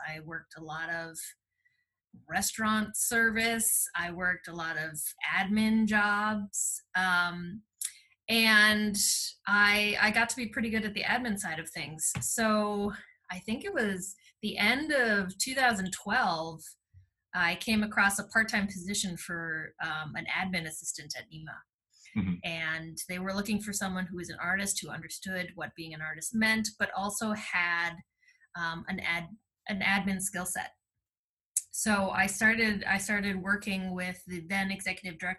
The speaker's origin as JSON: {"language": "English", "town": "Columbia Heights", "region": "Minnesota", "country": "United States", "tie": "born or raised there", "said": "I was born in Columbia Heights."}